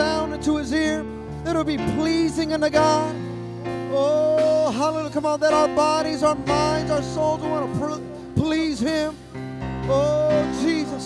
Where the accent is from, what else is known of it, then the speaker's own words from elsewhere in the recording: Fremont, California, United States; I grew up in Fremont Christian